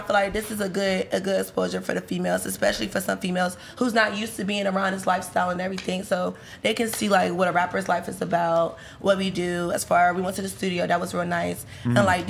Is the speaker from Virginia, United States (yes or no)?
yes; Virginia, United States; I'm from Virginia.